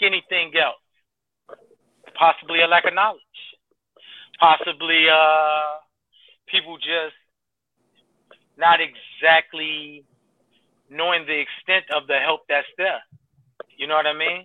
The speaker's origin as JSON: {"language": "English", "town": "Chicago", "region": "Illinois", "country": "United States", "said": "I'm from a city. I'm from Chicago, so I'm from a big city"}